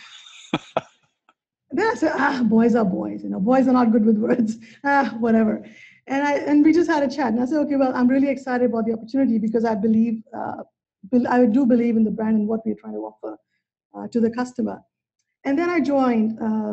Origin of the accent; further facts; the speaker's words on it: India; moved away; I grew up in India